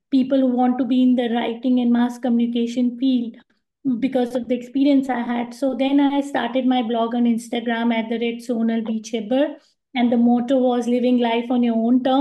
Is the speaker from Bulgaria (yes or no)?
no; India; moved away as an adult; now in Dubai, United Arab Emirates; I'm from India